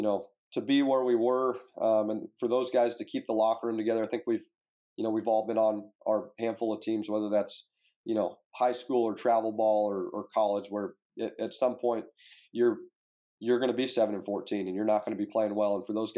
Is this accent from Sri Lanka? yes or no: no; Fresno, California, United States; now in Oxford, United States; I grew up in Fresno, California